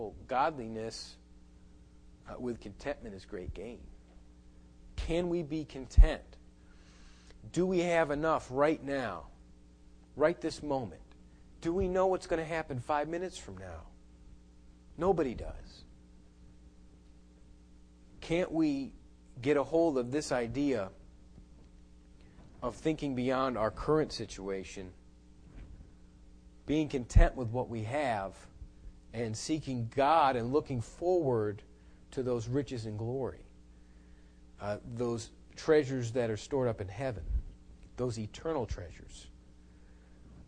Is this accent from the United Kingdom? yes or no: no; United States; I'm an American.